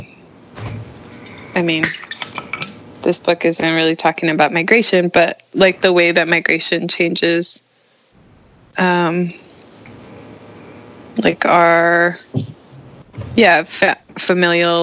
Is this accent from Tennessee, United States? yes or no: no; Arizona, United States; I grew up in Arizona, and we didn't see her until I turned 18.